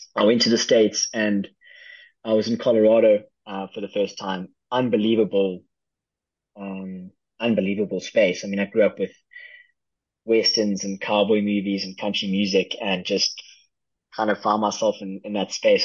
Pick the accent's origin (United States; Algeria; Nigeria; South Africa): South Africa; I am from South Africa